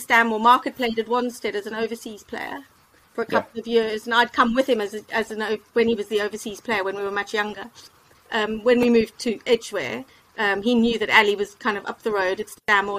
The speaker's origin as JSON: {"language": "English", "town": "Cape Town", "region": "Western Cape", "country": "South Africa", "lives_now": "United Kingdom", "said": "From Cape Town."}